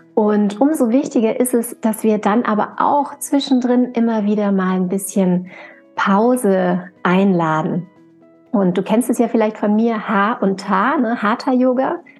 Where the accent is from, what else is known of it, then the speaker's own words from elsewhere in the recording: St. Johann in Tirol, Tyrol, Austria; now in Upper Franconia, Germany; meiner Heimatregion St. Johann in Tirol